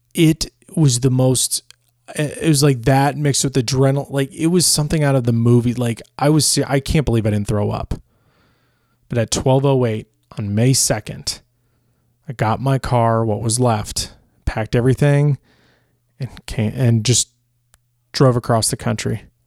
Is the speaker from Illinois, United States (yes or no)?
yes; Chicago, Illinois, United States; moved away; also born or lived in Los Angeles, California; I'm originally from Chicago, so being from Portillo's or, or just eating Portillo's as a kid